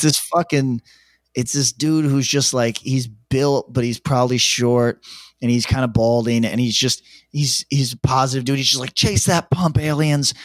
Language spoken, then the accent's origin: English; upstate New York, United States; accent: New York twang; an upstate guy, I have slightly more, uh, like, New York twang than most upstate guys